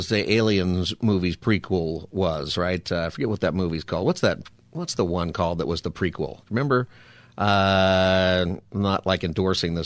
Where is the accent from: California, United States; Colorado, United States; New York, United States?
California, United States; Palmdale; I grew up in Palmdale, and I grew up pretty close to Plant 42